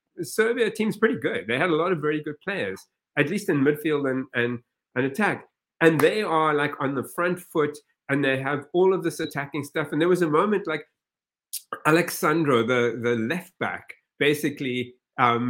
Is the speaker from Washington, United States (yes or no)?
no; New York City, New York, United States; I'm from Brooklyn